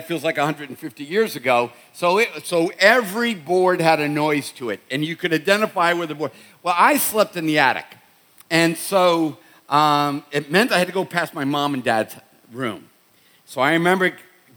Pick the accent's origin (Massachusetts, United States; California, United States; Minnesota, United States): Massachusetts, United States; Boston; I'm from Boston